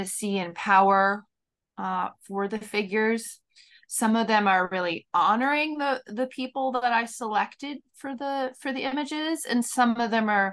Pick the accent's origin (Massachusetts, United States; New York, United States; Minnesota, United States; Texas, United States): New York, United States; Katonah; in my local community that I grew up in Katonah